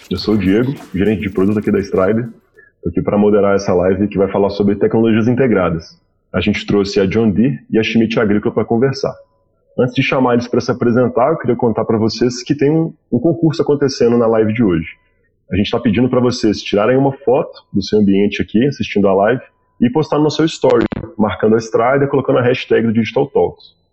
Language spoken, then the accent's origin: Portuguese; Minas Gerais, Brazil; mas agora Minas Gerais cada vez mais forte. Fico feliz como um bom mineiro.